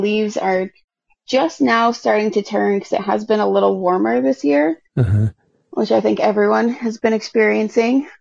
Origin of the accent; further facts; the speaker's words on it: Massachusetts, United States; moved away as an adult; now in Syracuse, United States; I grew up in Massachusetts, like right on the border of New Hampshire. And I moved out to Syracuse when I was 19.